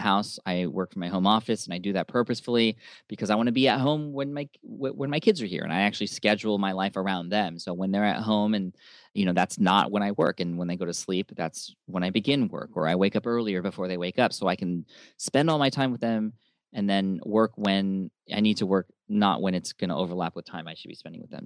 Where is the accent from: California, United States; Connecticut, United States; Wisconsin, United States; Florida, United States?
California, United States; San Diego; my hometown of San Diego